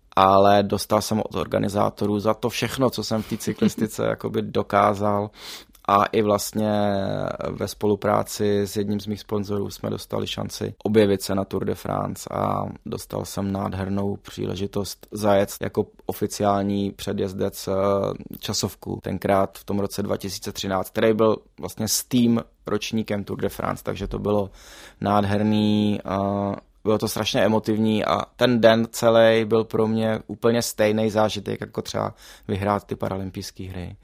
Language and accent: Czech; Prague, Czechia; jak jsem pražský dítě, tak my jsme s rodičema nikdy nejezdili na hory